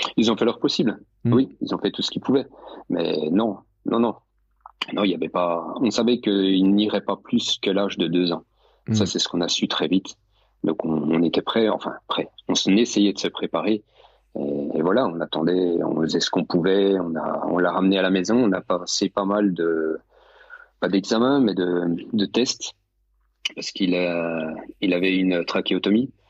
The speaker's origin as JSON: {"language": "French", "region": "Bourgogne-Franche-Comté", "country": "France", "said": "Je suis de Franche-Comté, je suis juste à côté de Morteau"}